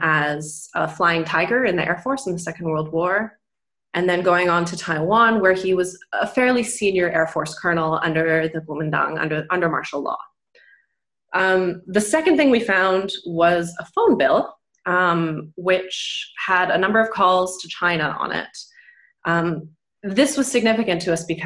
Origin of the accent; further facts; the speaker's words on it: Canada; moved away as an adult; also born or lived in United Kingdom; now in Germany; I grew up in Canada, so I live now in Germany. I lived in the UK for a long time.